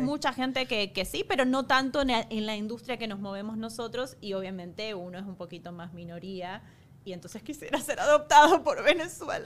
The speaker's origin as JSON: {"language": "Spanish", "country": "Argentina", "moved": "yes", "lives_now": "Miami, United States", "said": "era yo la única argentina"}